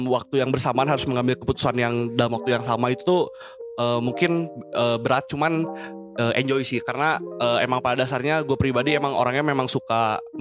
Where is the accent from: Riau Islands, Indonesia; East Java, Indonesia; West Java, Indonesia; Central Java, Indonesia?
West Java, Indonesia; Bandung; Uh, kebetulan gue orang asli Bandung.